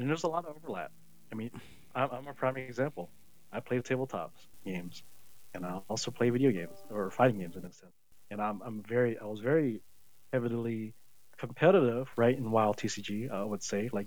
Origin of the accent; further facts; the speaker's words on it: Tennessee, United States; growing up in Tennessee